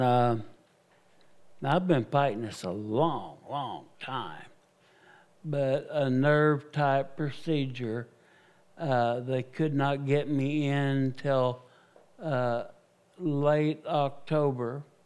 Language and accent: English; United States; I am an American evangelist.